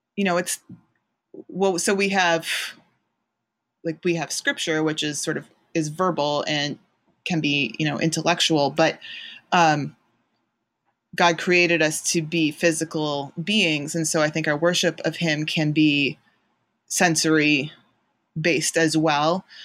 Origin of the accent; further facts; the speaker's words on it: outside Chicago, Illinois, United States; moved away as an adult; also born or lived in Massachusetts; now in Ohio, United States; I grew up outside Chicago, um, went to college in Massachusetts, lived, um, there, and also abroad for, um, New England mostly for fifteen years